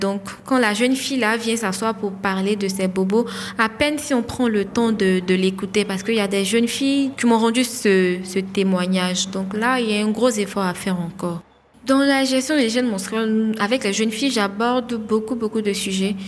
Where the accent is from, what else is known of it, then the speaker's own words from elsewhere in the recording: Divo, Lôh-Djiboua, Côte d’Ivoire; also born or lived in Abidjan; J'ai grandi à Adivo, à l'ouest de, de la Côte d'Ivoire